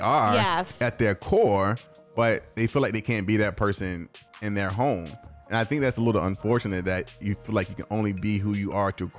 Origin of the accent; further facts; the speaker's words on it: Germany; born there; My first flying experience I was born in Germany, so obviously I flew as an infant.